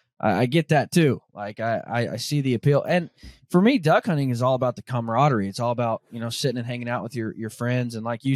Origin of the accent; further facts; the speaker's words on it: Arkansas, United States; I grew up in Arkansas. And so I grew up a duck hunter.